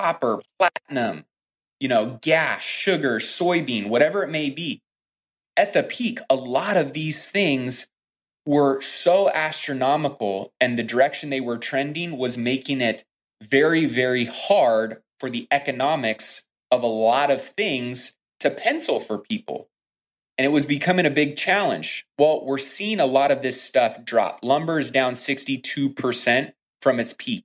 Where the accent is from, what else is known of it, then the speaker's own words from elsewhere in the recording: United States; we as the American people